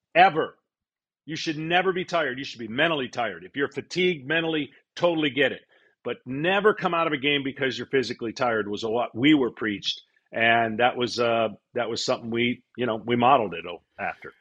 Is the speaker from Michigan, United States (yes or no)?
yes; Detroit, Michigan, United States; moved away as an adult; I was a Detroit native